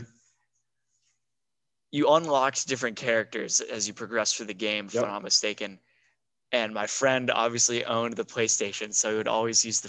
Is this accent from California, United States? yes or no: yes; San Diego, California, United States; I was born in San Diego and I lived down there.